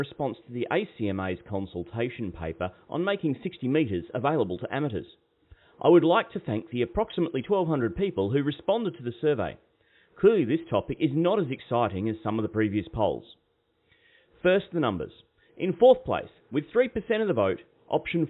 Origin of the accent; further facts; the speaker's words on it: Queensland, Australia; Being a Queenslander myself